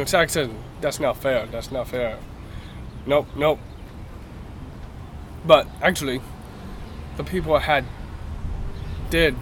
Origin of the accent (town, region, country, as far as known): North Carolina, United States; born or raised there; also born or lived in Arlington, Virginia